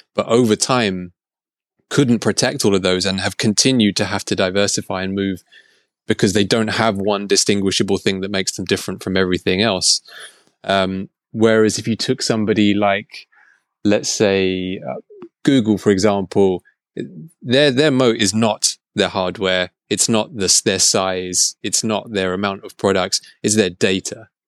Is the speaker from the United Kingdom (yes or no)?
yes; England, United Kingdom